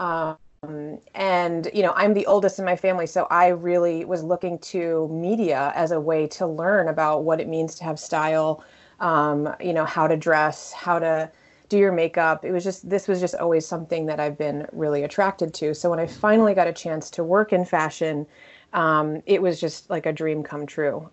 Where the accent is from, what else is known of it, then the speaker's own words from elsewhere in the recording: Connecticut, United States; also born or lived in Texas / New York; now in Washington, D.C., United States; I grew up in Connecticut, really close to New York